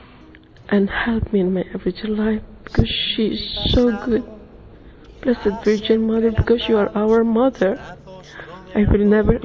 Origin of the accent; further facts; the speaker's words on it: Philippines; now in London, United Kingdom; I'm living in London, but I'm from the Philippines.